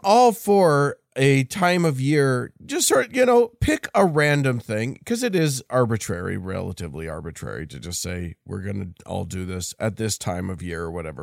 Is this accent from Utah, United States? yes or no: yes; Utah, United States